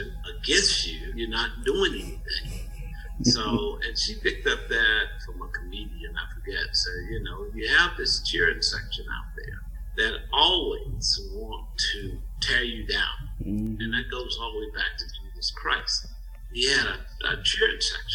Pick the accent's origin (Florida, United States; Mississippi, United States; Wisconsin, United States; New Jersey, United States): Mississippi, United States; moved away as an adult; now in Louisville, United States; growing up in Mississippi, it was good to be under the radar.